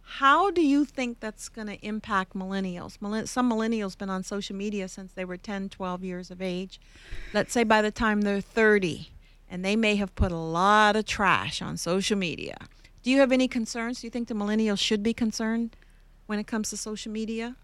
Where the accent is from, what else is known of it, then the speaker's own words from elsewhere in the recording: Canada; moved away; I'm from Canada